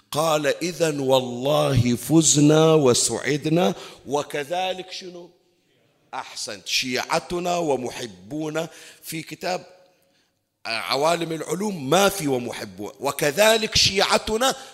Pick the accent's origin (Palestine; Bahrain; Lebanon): Bahrain; احنا عندنا بالبحرين ما أكثر المقامات والمزارات